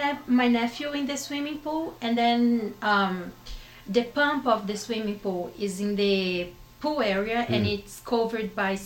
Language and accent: English; Minas Gerais, Brazil; English is a second language; moved away as an adult; also born or lived in Belo Horizonte, Brazil; now in São Paulo, Brazil; I'm not from Sao Paulo. I am from Minas.